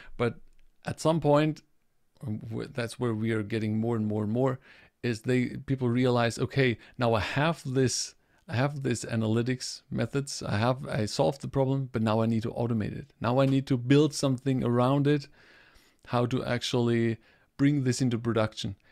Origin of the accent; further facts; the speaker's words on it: Germany; I'm coming from Germany